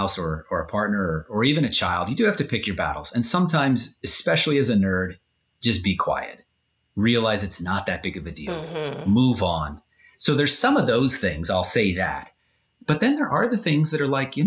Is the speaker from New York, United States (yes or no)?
no; Southern California, United States; I grew up in Southern California and I grew up along the San Andreas Fault